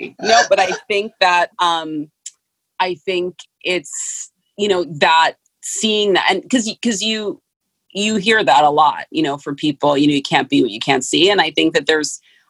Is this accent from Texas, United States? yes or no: no; San Francisco, California, United States; I'm from San Francisco, so obviously the Gap was huge then.